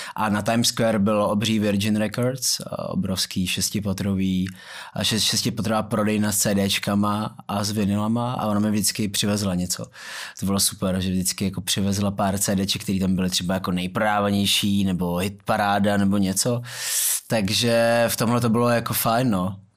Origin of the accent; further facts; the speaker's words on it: Prague, Czechia; vyrůstal jsem v Myslíkovce